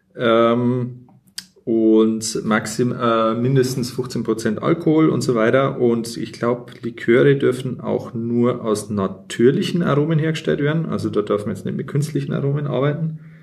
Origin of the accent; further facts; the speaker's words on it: Bavaria, Germany; accent: Bavarian; wir eigentlich beide aus Bayern sind und eigentlich normalerweise auch bayerisch reden